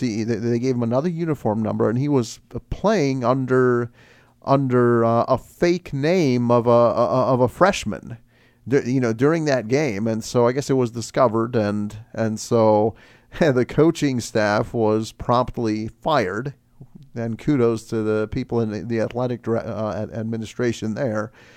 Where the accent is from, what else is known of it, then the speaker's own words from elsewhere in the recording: Chicago, Illinois, United States; I'm from Chicago